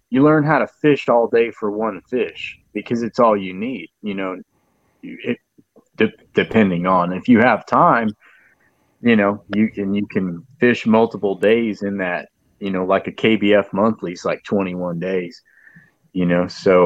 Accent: San Antonio, Texas, United States; also born or lived in New Braunfels, Texas / Canyon Lake, Texas; I was born in San Antonio and I live around San Antonio, New Braunfels, Canyon Lake all my life.

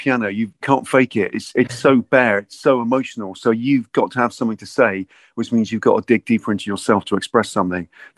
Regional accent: Bristol, South West England, United Kingdom; I'm sort of born and bred in Bristol, and I was kind of brought up in Lancaster, West in the Henbury

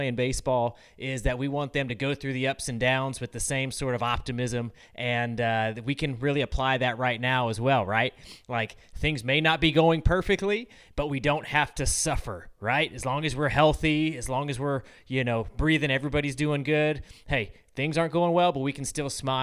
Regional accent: Chowchilla, California, United States; I was from Chowchilla, California, which is right there in the Central Valley, kind of near Fresno

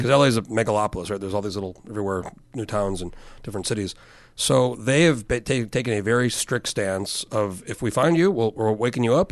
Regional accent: New Mexico, United States; moved away; I grew up in New Mexico and kind of predominantly white

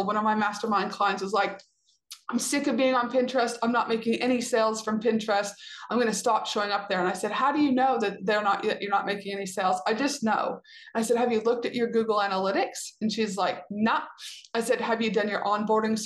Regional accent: Canada; I'm a Canadian citizen

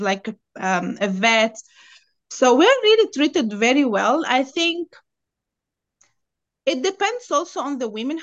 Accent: Tunis, Tunis Governorate, Tunisia; English is a second language; also born or lived in Lebanon / Dubai, United Arab Emirates; now in Bay Area, United States; I'm Tunisian. I'm from Tunis.

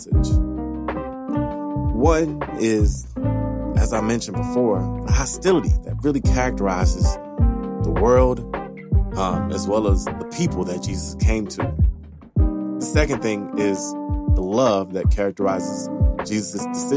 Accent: Louisiana, United States; I am from Louisiana. I'm a southerner to the core

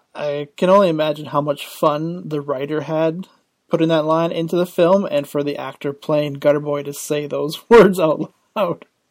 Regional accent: Canada; I'm Canadian

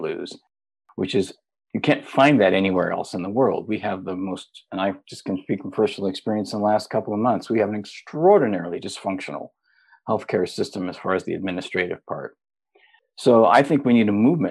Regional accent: Middle America, Midwest, United States; I'm from Middle America, so I grew up in a conservative family, conservative part of the country

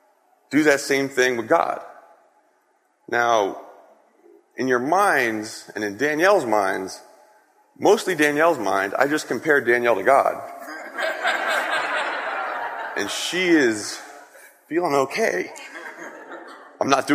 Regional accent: Wayne, Pennsylvania, United States; I grew up in Wayne, Pennsylvania, kind of right down the street.

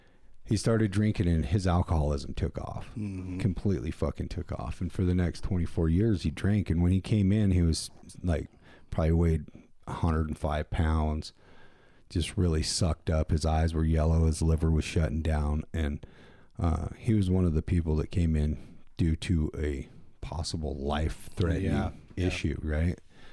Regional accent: Wyoming, United States; Gillette, Wyoming and my hometown are all the way on opposite ends of the state.

